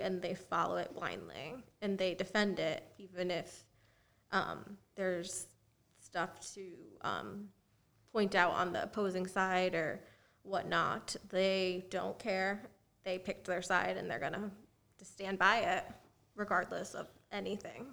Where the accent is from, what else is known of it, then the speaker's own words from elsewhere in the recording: Connecticut, United States; now in Florida, United States; I'm originally from Connecticut